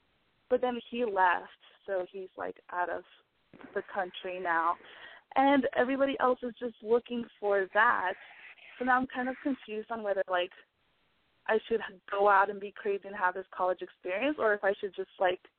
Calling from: Washington, United States; I'm 21, and I'm calling from Washington.

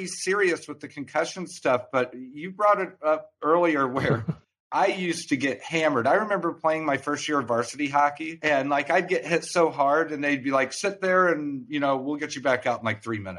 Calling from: Grafton, Illinois, United States; I am joining from a town called Grafton, Illinois, which is about 40 miles north of downtown St. Louis.

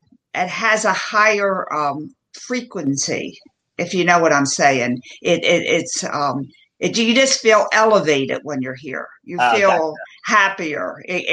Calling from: Asheville, North Carolina, United States; I'm joining you from the mountains in North Carolina, right outside of Asheville.

